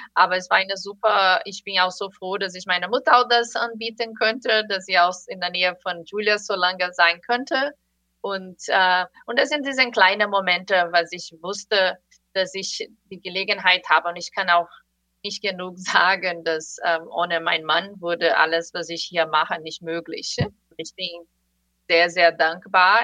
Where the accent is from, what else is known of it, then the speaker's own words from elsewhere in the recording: Brazil; German is a second language; now in United States; ich komme komm aus Brasilien